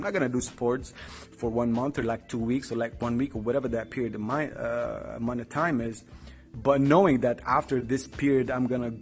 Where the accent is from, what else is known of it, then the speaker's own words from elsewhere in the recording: Tripoli, North Governorate, Lebanon; I'm from Lebanon, from Tripoli to be specific